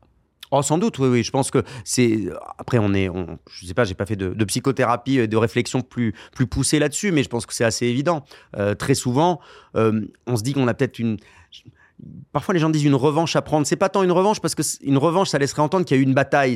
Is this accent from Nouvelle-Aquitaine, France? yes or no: yes; Bordeaux, Nouvelle-Aquitaine, France; j'étais originaire de Bordeaux